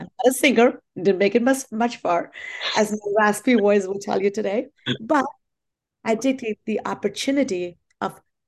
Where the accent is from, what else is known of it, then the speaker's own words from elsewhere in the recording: India; You know, I grew up in India, and my dad was in the Indian Army, and we were a military household.